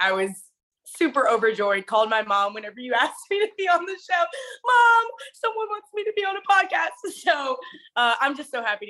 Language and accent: English; the South, Texas, United States; also born or lived in Okinawa, Japan; born and raised in the South.